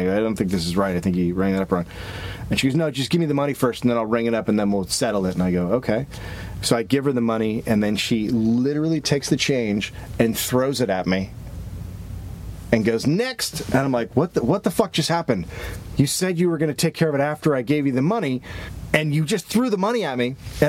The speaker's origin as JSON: {"language": "English", "region": "California", "country": "United States", "also_born_or_lived": "New York", "said": "And so, but coming from California, there was still customer service happening."}